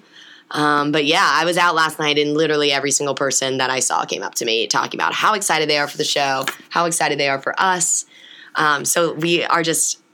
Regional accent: Cincinnati, Ohio, United States; also born or lived in Oxford, Ohio; I born and raised in Cincinnati, Ohio, particularly the West Side

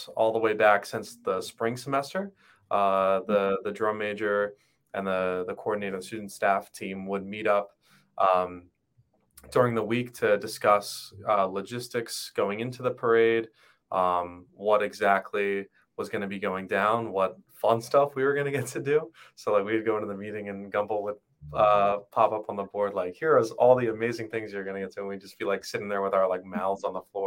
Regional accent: Northfield, New Jersey, United States; I'm from Northfield, New Jersey

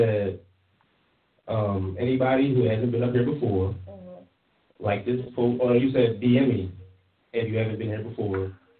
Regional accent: Philadelphia, Pennsylvania, United States; I'm from Philly, from Uptown.

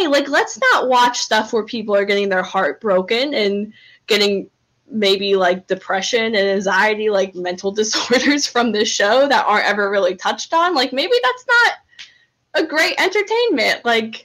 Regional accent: New Jersey, United States; I'm from New Jersey, which is, like, pretty close to Pennsylvania.

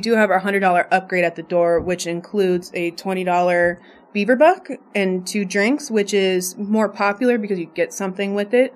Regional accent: Las Vegas, Nevada, United States; I'm born and raised in Las Vegas

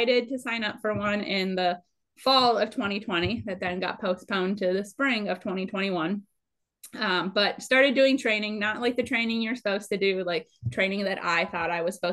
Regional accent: Minnesota, United States; moved away as an adult; also born or lived in Dallas-Fort Worth, Texas; now in San Antonio, United States; born and raised in Minnesota

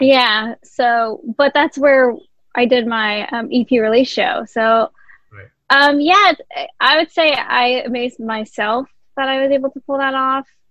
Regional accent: Jersey City, New Jersey, United States; I am originally from Jersey City, New Jersey

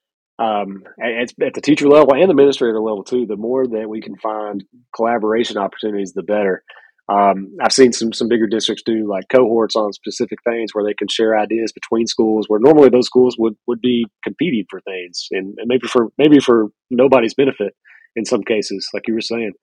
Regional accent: Lexington, Kentucky, United States; I'm from Lexington, Kentucky

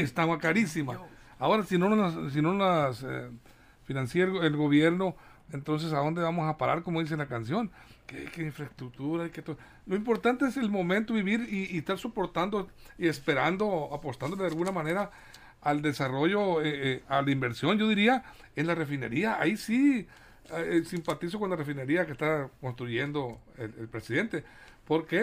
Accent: Mexico; como productores que somos los mexicanos

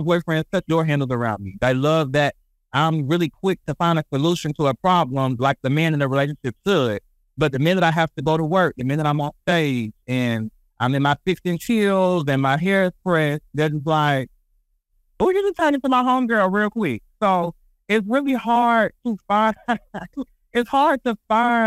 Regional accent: Columbia, South Carolina, United States; I'm from Columbia, South Carolina

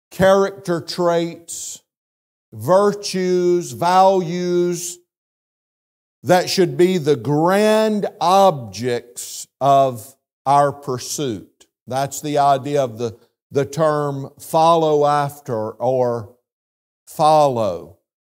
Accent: South Carolina, United States; moved away; being from South Carolina, you know how many times my accent has been mimicked over the last twenty-five years

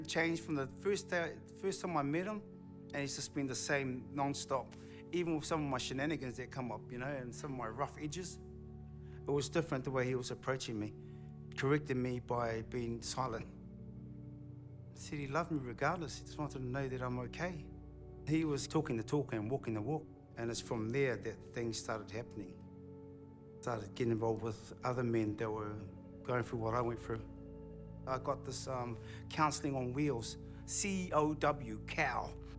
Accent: Porirua, Wellington, New Zealand; I'm from Porirua.

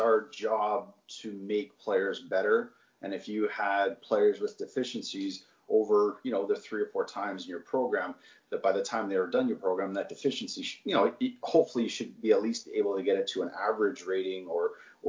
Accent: Nepean, Ontario, Canada; I grew up in Nepean, so played my minor hockey there

